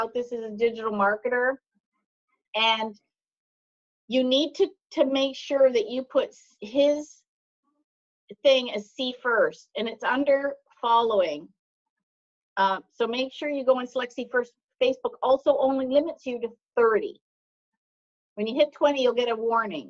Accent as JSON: {"language": "English", "country": "Canada", "said": "I'm Canadian"}